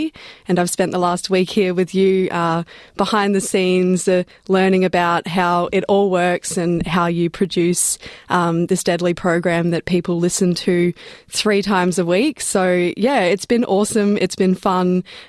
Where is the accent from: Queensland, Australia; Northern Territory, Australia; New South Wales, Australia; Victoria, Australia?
Northern Territory, Australia; Darwin; now in Sydney, Australia; I'm originally from Larrakia country up in Darwin. That's where I was born and raised. But my family are from the Gurindji tribe down in Wave Hill Way.